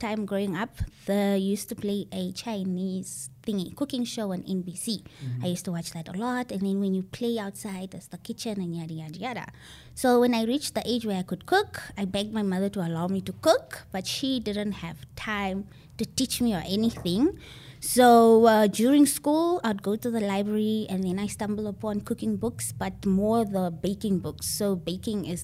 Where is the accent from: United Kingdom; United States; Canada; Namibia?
Namibia; Windhoek, Khomas; I grew up in Windhoek and Shandubala